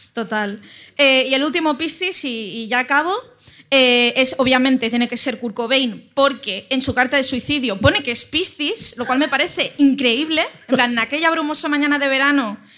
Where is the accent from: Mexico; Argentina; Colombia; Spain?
Spain; Ibiza, Balearic Islands; moved away; el hospital donde yo nací